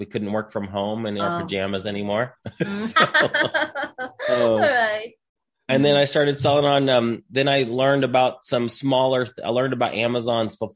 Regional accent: Indiana, United States; moved away as an adult; now in Texas, United States; So I'm from Indiana originally. I live here in Texas now. I moved to Texas in 2008.

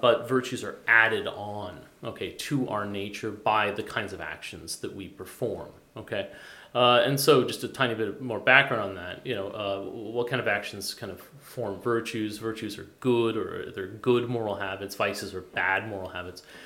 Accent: Boulder, Colorado, United States; moved away; I come from Boulder, Colorado.

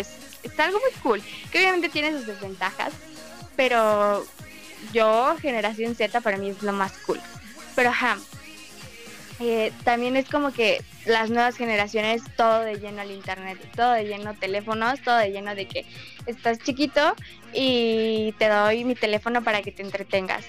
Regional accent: Mexico

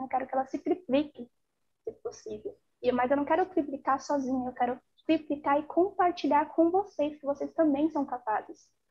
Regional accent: São Paulo, Brazil; Eu sou de São Paulo.

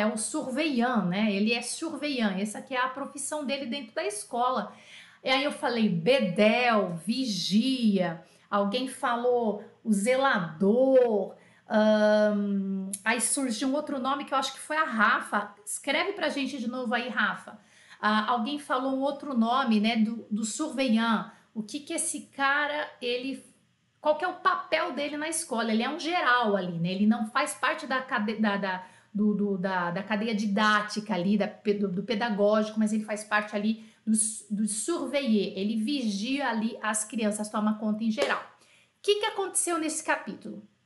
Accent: Brazil; assim como eu, brasileiro

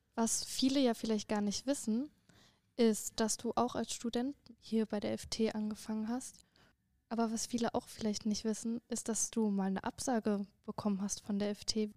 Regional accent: Frankfurt, Hesse, Germany; moved away as an adult; now in Freiburg, Germany; Ich komme gebürtig eigentlich aus Frankfurt, wohne jetzt aber seit drei Jahren in Freiburg

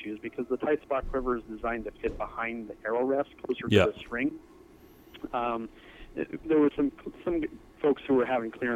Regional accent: Napa Valley, Northern California, United States; born or raised there; moved away as an adult; now in Montana, United States

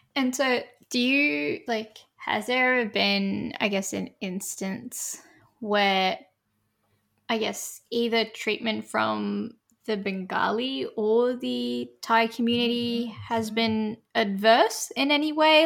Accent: Australia; I'm a Australian Indian Muslim woman

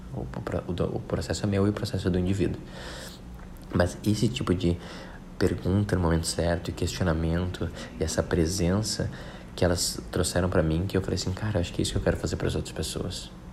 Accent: Porto Alegre, Rio Grande do Sul, Brazil; moved away as an adult; also born or lived in Rio de Janeiro; eu sou de Porto Alegre

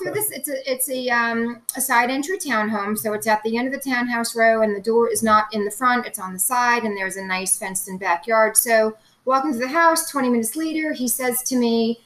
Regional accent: New York, United States; I learned Spanish growing up in New York public schools

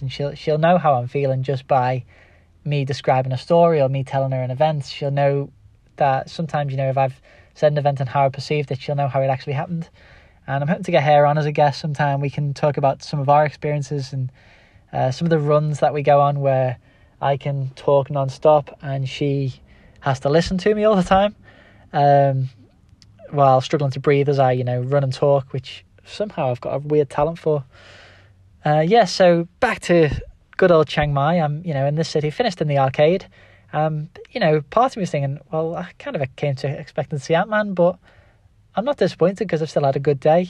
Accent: Liverpool, North West England, United Kingdom; accent: Scouse; my Scouse accent

